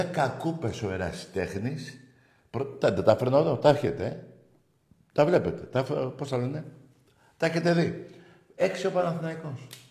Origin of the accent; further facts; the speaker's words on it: Greece; η Ελλάδα, η σημαία μου, η πατρίδα μου